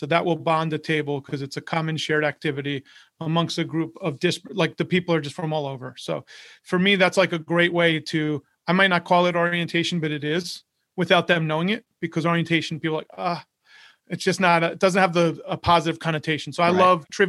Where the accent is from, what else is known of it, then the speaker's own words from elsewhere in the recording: New York, United States; moved away; So when I first moved to Florida, I grew up in New York, and I moved to Florida, I didn't know anyone.